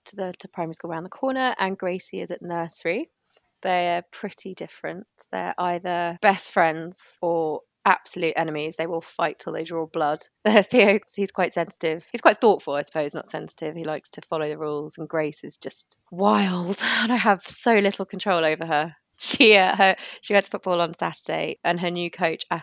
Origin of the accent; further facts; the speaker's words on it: York, Yorkshire and the Humber, United Kingdom; I'm from York originally